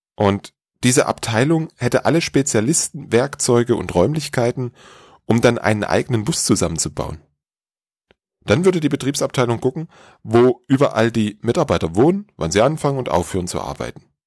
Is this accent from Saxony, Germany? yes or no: yes; Dresden, Saxony, Germany; in meiner Heimatstadt Dresden